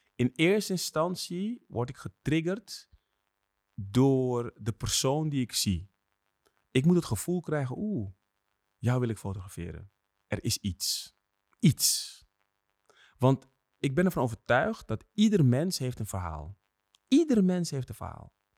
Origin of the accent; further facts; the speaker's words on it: Netherlands; Ik ben straatfotograaf en ik kom uit Nederland.